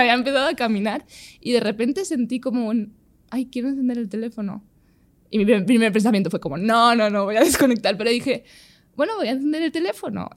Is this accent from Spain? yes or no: yes; Spain